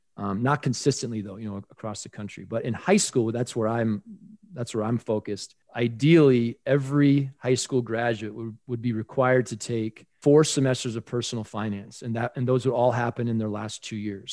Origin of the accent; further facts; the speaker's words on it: Colorado, United States; in my home state of Colorado, living here in Denver